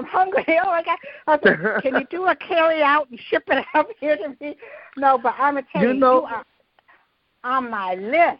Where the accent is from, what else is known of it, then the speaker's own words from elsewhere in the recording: Detroit, Michigan, United States; moved away; now my mother was born and raised in Detroit. I was born and raised in Detroit. I was grown before I ever went south.